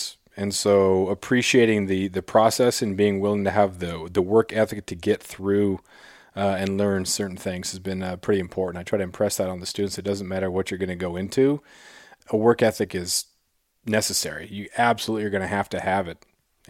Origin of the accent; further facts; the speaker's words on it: Klawock, Alaska, United States; also born or lived in Colorado; growing up in Klawock.